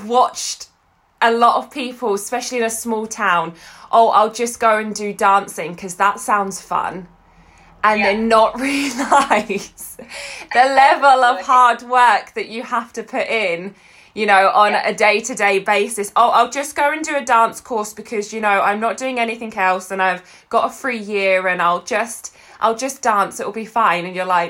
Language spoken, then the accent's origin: English; Essex, East of England, United Kingdom; now in Scotland, United Kingdom; so I live in Scotland now, and I grew up in Essex